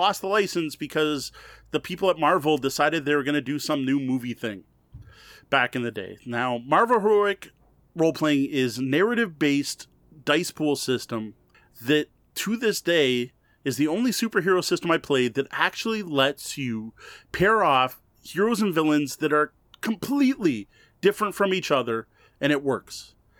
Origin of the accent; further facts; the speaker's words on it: Canada; So I'm claiming this as a Canadian game.